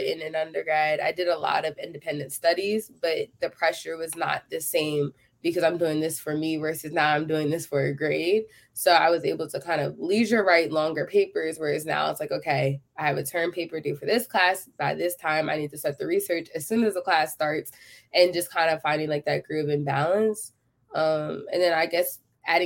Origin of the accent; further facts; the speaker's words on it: Philadelphia, Pennsylvania, United States; moved away as an adult; now in Texas, United States; I am from Philadelphia, Pennsylvania